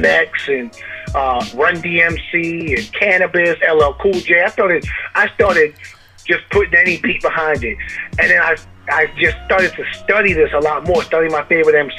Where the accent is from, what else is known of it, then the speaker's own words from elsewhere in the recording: Amityville, New York, United States; I am from Amityville, Long Island, New York